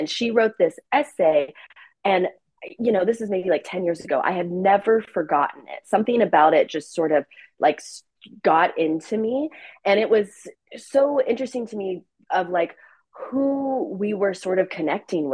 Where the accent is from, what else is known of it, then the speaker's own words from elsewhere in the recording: Oklahoma City, Oklahoma, United States; moved away as an adult; also born or lived in New York City; I grew up in Oklahoma